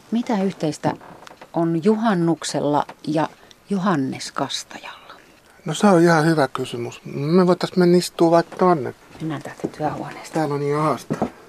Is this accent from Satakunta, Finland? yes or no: yes; Pori, Satakunta, Finland; accent: Pori dialect; moved away as an adult; now in Valtimo, Finland; mä oon Porista kotosi, niin kuin kyllä kaikki huomaa. Että mä oon ollut täällä nyt kymmenen vuotta. Ja mä oon tullut työperässä ja se pori murre, koska se on mun lapsuuden murre, niin se ei sillä häviä.